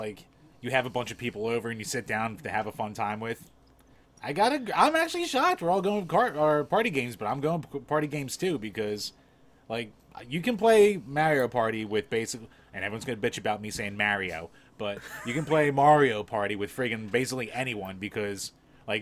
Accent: Philadelphia, Pennsylvania, United States; accent: Philly; my shitty Philly accent

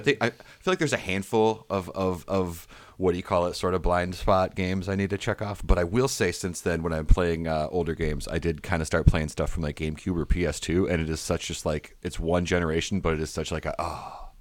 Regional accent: Michigan, United States; growing up in Michigan, doing stand up in the Midwest

